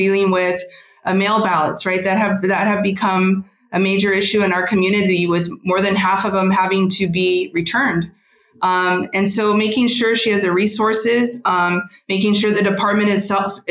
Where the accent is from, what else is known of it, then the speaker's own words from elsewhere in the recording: San Antonio, Texas, United States; grew up in Lavaca, then moved to the north side in high school